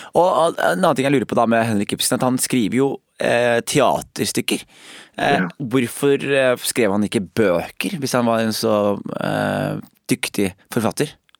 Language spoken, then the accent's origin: Norwegian; Skien, Telemark, Norway; jeg har vokst opp i Skien